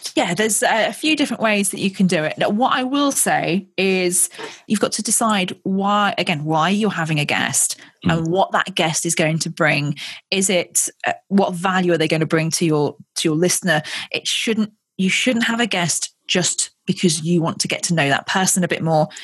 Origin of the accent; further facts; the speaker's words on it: Ascot, South East England, United Kingdom; I was born in Royal Berkshire very close to Windsor